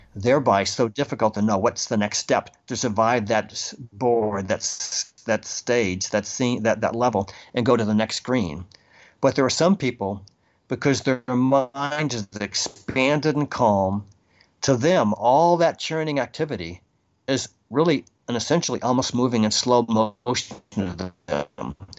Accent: Boston, Massachusetts, United States; I'm from Boston

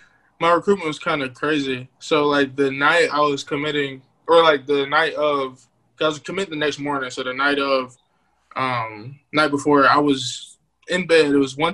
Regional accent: Raleigh, North Carolina, United States; But, favorite places to go, because I grew up in Raleigh.

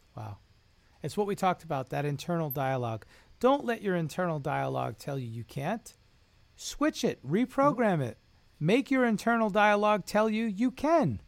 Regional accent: New York, United States; We're both New Yorkers

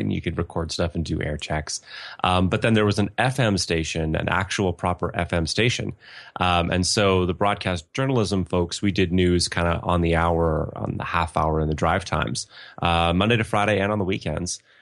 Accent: Ontario, Canada; moved away as an adult; also born or lived in Winnipeg / London, Ontario; now in Edmonton, Canada; I'm from Ontario originally. Yeah, Fanshawe's in London. Um, I grew up a few hours north of Toronto

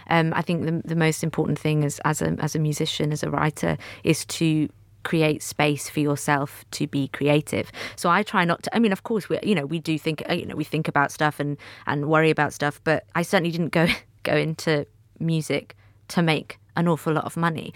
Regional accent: Manchester, North West England, United Kingdom; growing up in Manchester

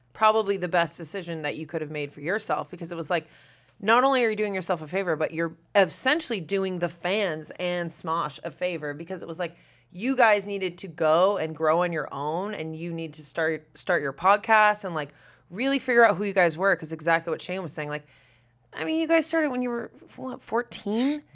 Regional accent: Massachusetts, United States; moved away; I'm from Massachusetts

